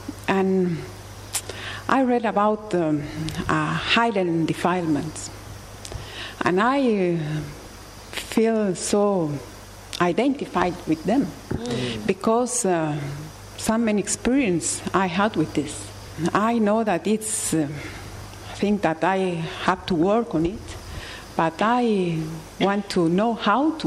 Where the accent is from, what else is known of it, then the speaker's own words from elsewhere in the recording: Bolivia; I came from Bolivia